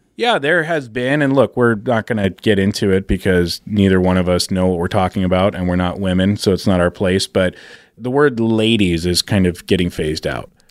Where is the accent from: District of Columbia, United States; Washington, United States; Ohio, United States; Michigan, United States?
Washington, United States; Seattle; moved away; I'm from Seattle